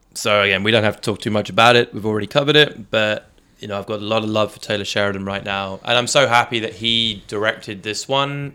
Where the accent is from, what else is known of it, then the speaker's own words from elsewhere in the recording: United Kingdom; coming from the U K where, you know, there's, there's large Muslim populations and, uh, and Indian populations in, in my hometown